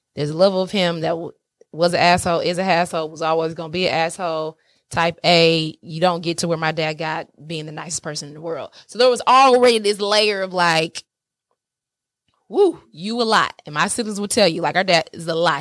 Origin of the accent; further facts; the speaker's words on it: Atlanta, Georgia, United States; moved away; I'm from Atlanta, SWAT's all day. Y'all know I, that's my city